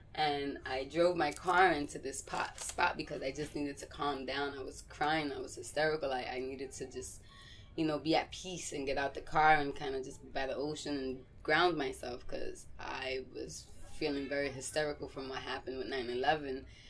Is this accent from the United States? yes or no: yes; New York City, New York, United States; also born or lived in Puerto Rico / Massachusetts; I was born in Puerto Rico, um, and I moved to New York when I was about three months old and I lived here